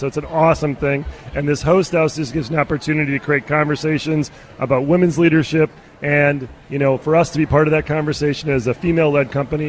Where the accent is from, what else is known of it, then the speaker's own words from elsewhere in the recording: Minnesota, United States; You know, I am a Minnesotan, so of course I am a little bit.